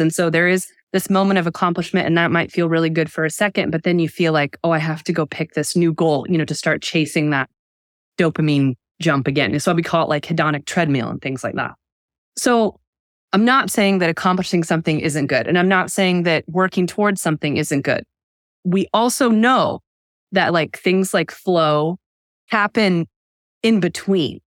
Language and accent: English; United States; I'm an American.